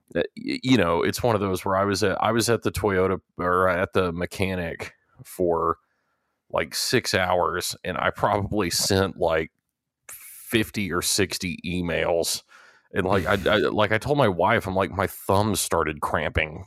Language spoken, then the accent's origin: English; Texas, United States; growing up in Texas and, and going to college at Texas A and M